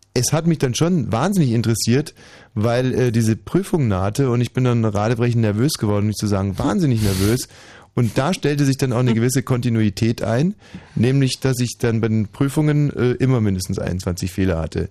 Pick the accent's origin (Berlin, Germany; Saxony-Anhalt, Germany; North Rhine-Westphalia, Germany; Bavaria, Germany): Bavaria, Germany; Bei uns in Bayern gab es eine Aufnahmeprüfung